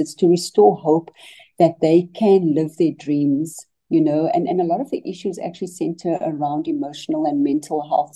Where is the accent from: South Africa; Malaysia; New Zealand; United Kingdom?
South Africa; Cape Town, Western Cape; I grew up in Mitchell's Plain in the Western Cape